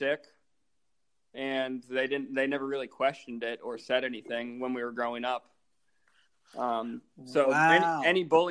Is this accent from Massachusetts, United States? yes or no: yes; Dedham, Massachusetts, United States; a little bit southwest of Boston in Dedham, Massachusetts